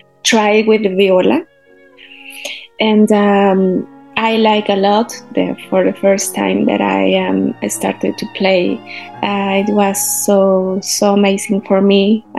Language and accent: English; Mexico City, Mexico; English is a second language; I'm from Mexico City.